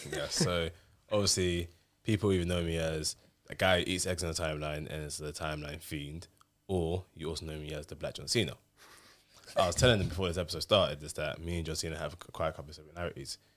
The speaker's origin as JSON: {"language": "English", "region": "London", "country": "United Kingdom", "tie": "born or raised there", "also_born_or_lived": "Nottingham / Crystal Palace / Thamesmead / Croydon", "said": "I was born and raised in Brixton, lived in Crystal Palace, in Thamesmead, now I'm in Croydon."}